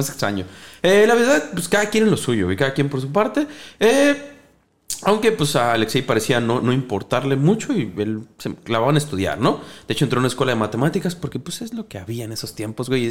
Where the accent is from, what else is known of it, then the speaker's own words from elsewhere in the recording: Mexico; Nosotros como mexicanos